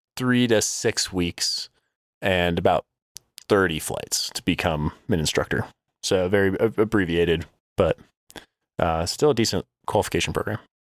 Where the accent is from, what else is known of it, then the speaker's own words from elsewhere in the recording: Denver, Colorado, United States; also born or lived in Oklahoma / New Jersey; now in Colorado Springs, United States; grew up in Denver, Colorado, and then lived in the same house my entire life